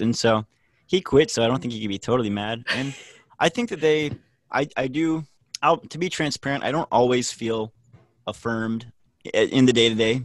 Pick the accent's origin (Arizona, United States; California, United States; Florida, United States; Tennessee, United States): Tennessee, United States; Nashville; I am born and raised in Nashville